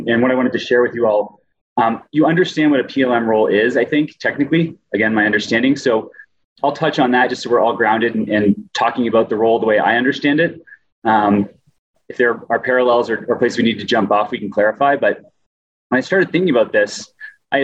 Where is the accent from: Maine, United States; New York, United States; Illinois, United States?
Maine, United States; moved away as an adult; also born or lived in Colorado; now in Utah, United States; I'm originally from Maine, lived in Colorado for most of my adult life, and I've been in Utah for 3 years